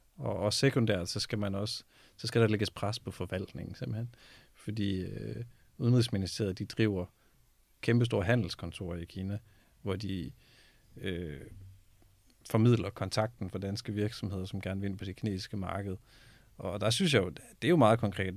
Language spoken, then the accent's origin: Danish; Denmark; vi er et lille land